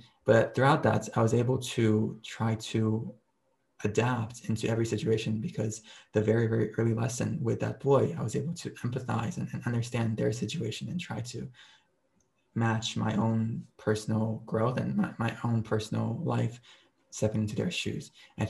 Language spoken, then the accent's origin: English; Beijing, China; also born or lived in Japan; So my background is I was born in Japan, and then I grew up for half my life in Beijing, China. And for 7 years, I lived in a hotel.